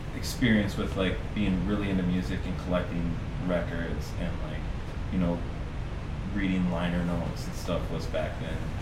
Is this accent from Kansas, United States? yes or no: no; Green Bay, Wisconsin, United States; I'm a West Sider my entire life. Um, yeah, I grew up there.